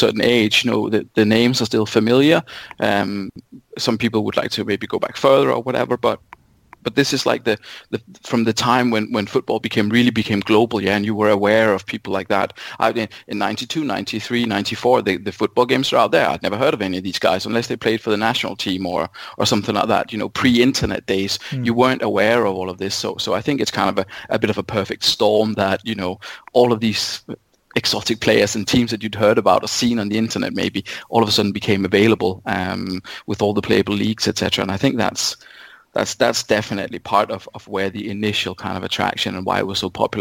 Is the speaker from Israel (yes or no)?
no; Denmark; moved away as an adult; now in United Kingdom; I'm from Denmark originally